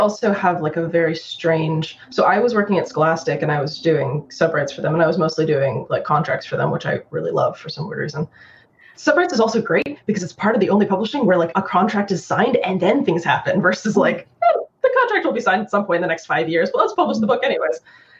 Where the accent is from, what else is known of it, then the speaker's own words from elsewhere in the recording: Japan; also born or lived in New York, United States; But my mom's Chinese and my dad's Irish, and I grew up in Japan.